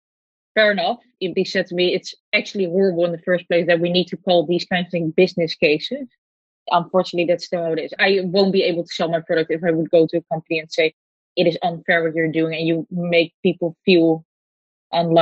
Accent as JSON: {"language": "English", "country": "Netherlands", "tie": "born or raised there", "said": "I was born in the Netherlands"}